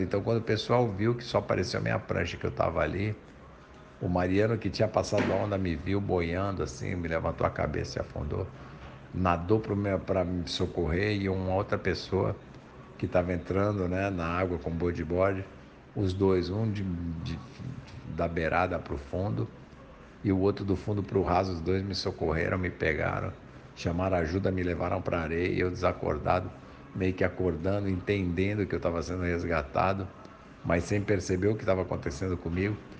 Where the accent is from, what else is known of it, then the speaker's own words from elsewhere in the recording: São Paulo, Brazil; also born or lived in Guarujá; sou natural de São Paulo